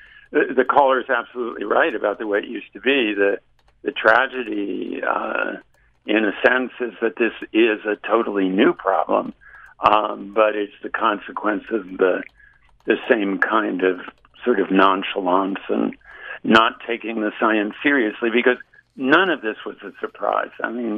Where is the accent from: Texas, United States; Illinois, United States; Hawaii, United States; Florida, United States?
Florida, United States; Dade County, southern; moved away; also born or lived in New York; So my formative growing up years were all in southern Florida, and we lived in the highest point in Dade County, which was about 13 feet above sea level, and this is in the 1950s.